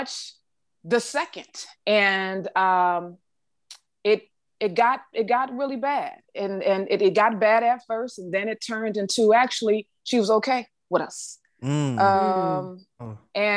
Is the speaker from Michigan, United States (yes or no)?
yes; Detroit, Michigan, United States; I'm from Detroit